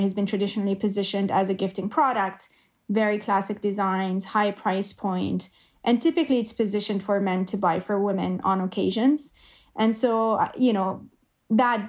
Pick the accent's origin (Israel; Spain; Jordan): Jordan; moved away as an adult; now in Canada; I grew up in Jordan, and I decided to move to Canada when I was 22, 23